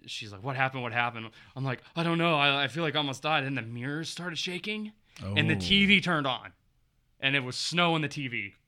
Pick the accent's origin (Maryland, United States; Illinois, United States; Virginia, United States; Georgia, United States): Virginia, United States; Appalachians; I grew up in the foothills of the Appalachians